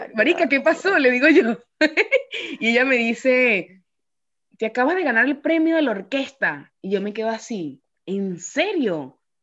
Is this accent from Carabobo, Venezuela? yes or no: no; Yaracuy, Venezuela; moved away as an adult; also born or lived in Caracas, Venezuela; now in Paris, France; me fui de Yaracuy para Caracas